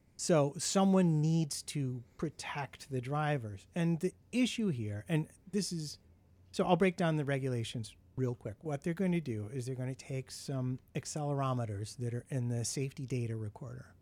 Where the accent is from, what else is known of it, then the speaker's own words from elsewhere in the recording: United States; being an American